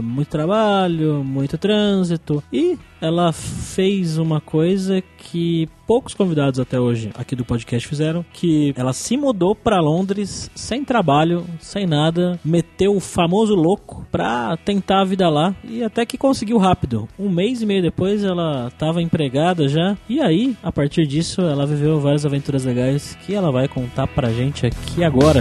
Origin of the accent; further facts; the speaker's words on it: Birigui, São Paulo, Brazil; morei boa parte da minha adolescência e infância em Birigui